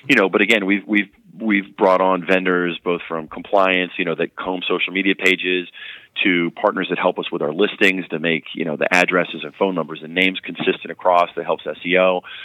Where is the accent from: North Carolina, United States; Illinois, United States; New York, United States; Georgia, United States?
North Carolina, United States; I am from North Carolina